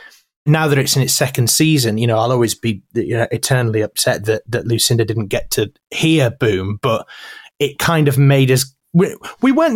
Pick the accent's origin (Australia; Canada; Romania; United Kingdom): United Kingdom; Yorkshire and the Humber; I'm from Yorkshire.